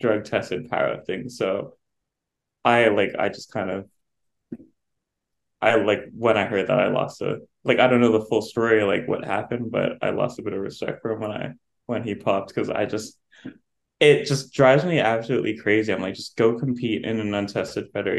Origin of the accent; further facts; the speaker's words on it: Canada; as a Canadian